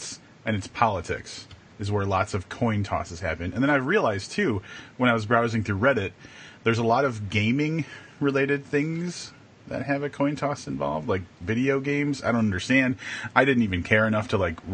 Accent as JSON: {"language": "English", "region": "Wisconsin", "country": "United States", "tie": "born or raised there", "also_born_or_lived": "Vermont / California", "moved": "yes", "said": "I was born in Wisconsin"}